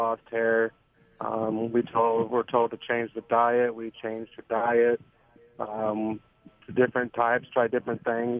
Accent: Michigan, United States; moved away as an adult; now in Florida, United States; we're from Michigan, and we just moved down to Florida about a year ago.

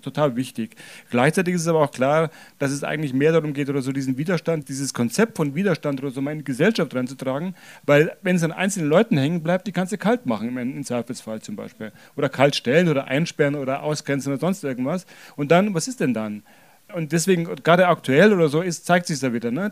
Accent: Germany; Ich bin jetzt hier geboren, aufgewachsen, hatte nie eine andere Staatsbürgerschaft

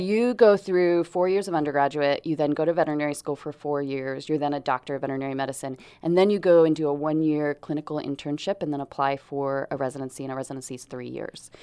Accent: Grants Pass, Oregon, United States; also born or lived in Portland, Oregon; I was born in Portland, raised in Grants Pass. So, I am hometown girl here

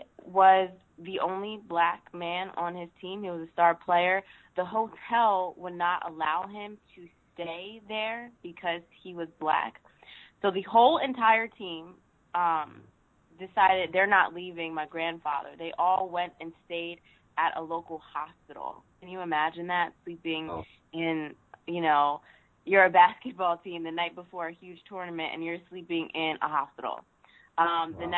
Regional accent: Sicklerville, New Jersey, United States; That's where my high school was, yes, ATCO, New Jersey. I'm actually from Sicklerville, New Jersey, which is about 20 minutes outside of Philadelphia

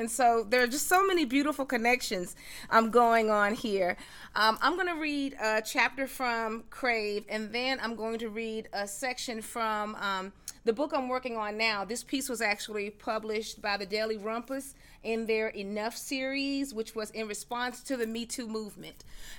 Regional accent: the South, United States; I'm a Southerner, so you know the Southern girl is going to come out of here.

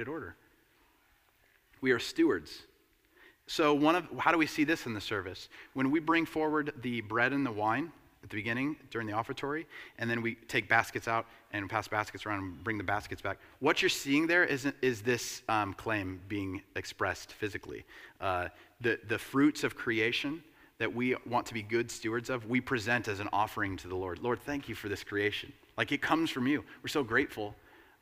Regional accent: United States; as an American capitalist

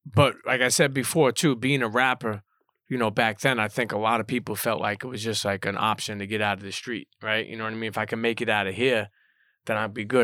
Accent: New York City, New York, United States; for a Brooklyn kid

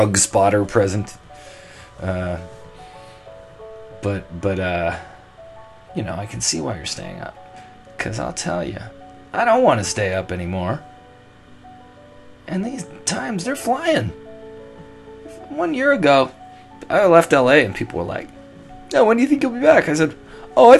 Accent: Toronto, Ontario, Canada; moved away as an adult; also born or lived in Los Angeles; So I'm almost at the 1 year mark of living here back in Toronto, my hometown.

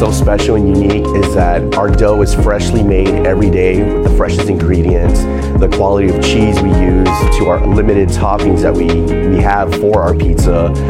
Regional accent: Alamo, Texas, United States; I'm originally from Alamo, Texas

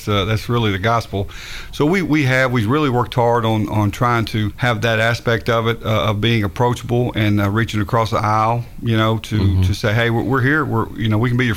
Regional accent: Gallatin, Tennessee, United States; I grew up in Gallatin pretty much my whole life, been there in Sumner County my whole life

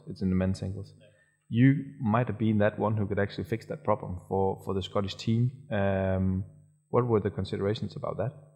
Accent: Denmark; now I'm from Denmark

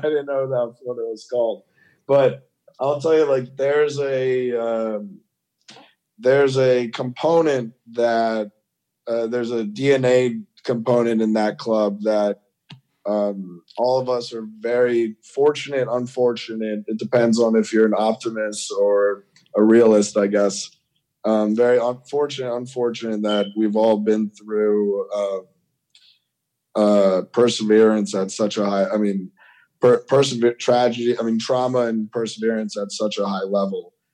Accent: Washington, District of Columbia, United States; moved away; a Washington DC contingency, my, where my my hometown

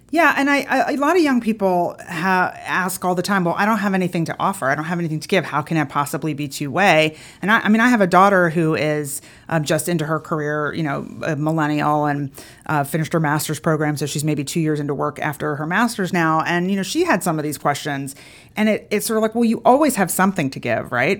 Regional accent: Philadelphia, Pennsylvania, United States; moved away as an adult; now in Atlanta, United States; I grew up in Philadelphia, but I've actually been here for over thirty years now

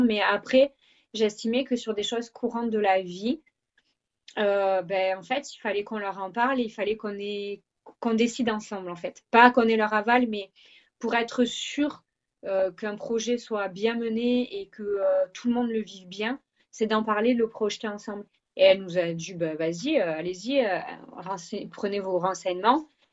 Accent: Marseille, Provence-Alpes-Côte d'Azur, France; accent: southern French; moved away as an adult; also born or lived in Vaucluse / French Guiana; now in England, United Kingdom; je suis originaire de Marseille, j'ai vécu assez longtemps quand même dans le Vaucluse

